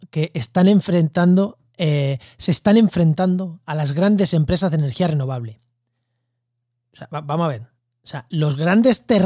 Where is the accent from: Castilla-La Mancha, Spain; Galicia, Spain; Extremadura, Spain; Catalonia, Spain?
Castilla-La Mancha, Spain; Munera; bueno, en mi pueblo, en Albacete, en yo soy de Munera, un pueblo de Albacete, que hay muchísimos molinos y desde hace mucho tiempo.